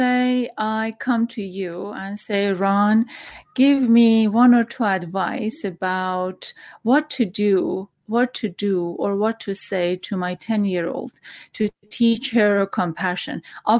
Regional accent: Iran; now in United States; back in Iran, I felt closer.

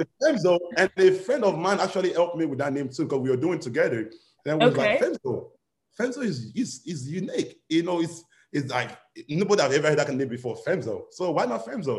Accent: Miami, Florida, United States; moved away as an adult; also born or lived in Nigeria; now in Atlanta, United States; I grew up from Nigeria, then I moved to Miami. So that's where I grew up

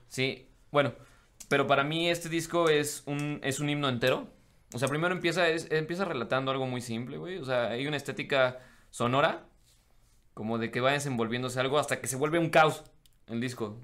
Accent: Mexico; no estoy en mi país

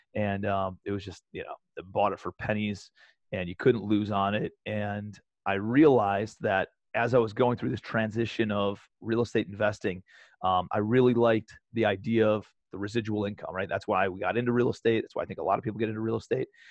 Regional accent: Cleveland, Ohio, United States; moved away as an adult; also born or lived in New York City; I'm a kid from Cleveland

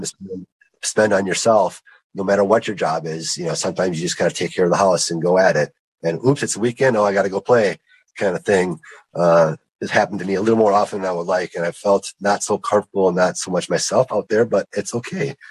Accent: Lake Michigan, Wisconsin, United States; I grew up on Lake Michigan

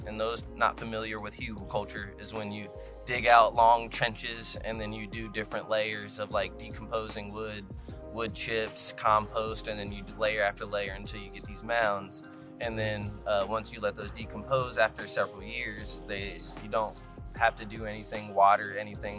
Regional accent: Cincinnati, Ohio, United States; I am from Cincinnati, Ohio

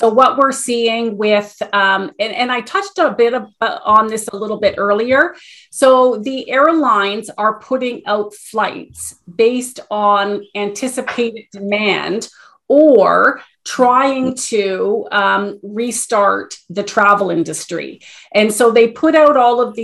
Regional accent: Canada; as Canadian travelers in this time of COVID

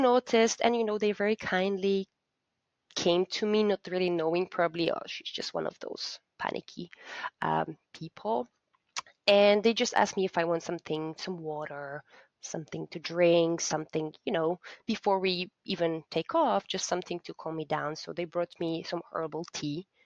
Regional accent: Poland; my home country, being Poland

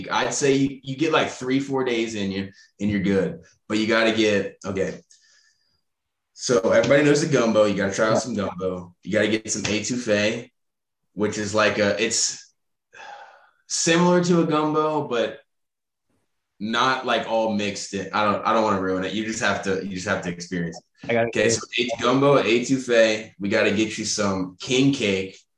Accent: Baton Rouge, Louisiana, United States; Uh, we're both, we're all from Baton Rouge, obviously, but he he lived in New Orleans for

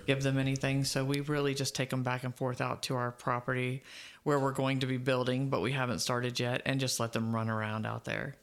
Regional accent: Dade City, Florida, United States; It's my hometown. I love Dade City.

